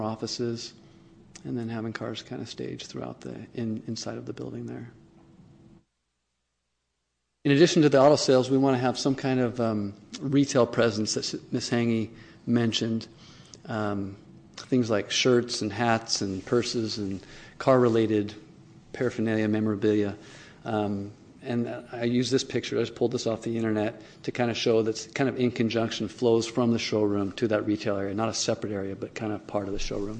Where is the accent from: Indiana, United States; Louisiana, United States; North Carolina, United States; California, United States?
California, United States; Sacramento; … and I are both local. We're from the Sacramento area. I graduated from Del Campo High School in 1991